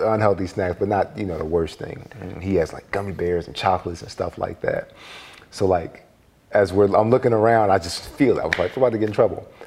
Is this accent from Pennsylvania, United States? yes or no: yes; Philadelphia, Pennsylvania, United States; I was born in South Philly on Cemetery Lane. My father got locked up when I was two years old, and you know, it was me and my mother for the longest time